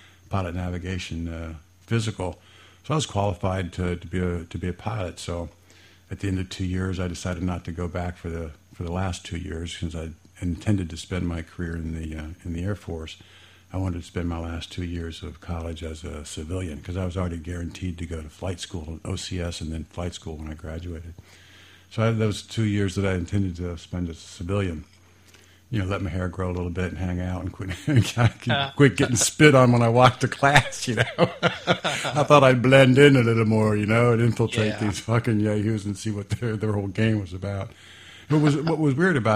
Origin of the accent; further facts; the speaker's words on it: Fairborn, Ohio, United States; I grew up in Fairborn, graduated from Fairborn High School, and liked that little small town